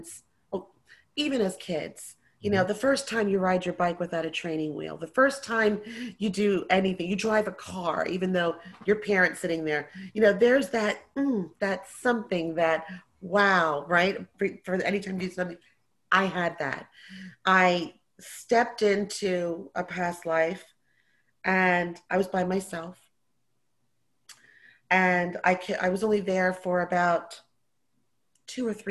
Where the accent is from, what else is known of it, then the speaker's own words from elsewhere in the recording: New Jersey, United States; I'm born and raised in New Jersey, Jersey girl.